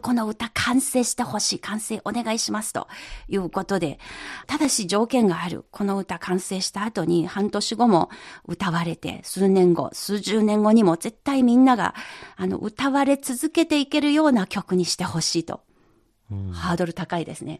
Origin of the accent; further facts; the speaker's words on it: Yangtze River basin, China; 長江のほとりで育ちました